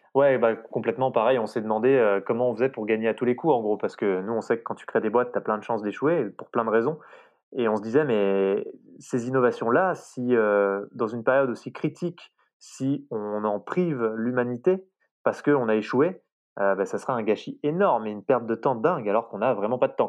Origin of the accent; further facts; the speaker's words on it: France; chez nous, en France